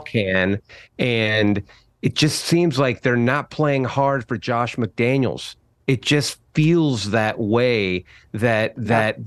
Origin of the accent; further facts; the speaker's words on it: California, United States; also born or lived in Northeast United States; we're from California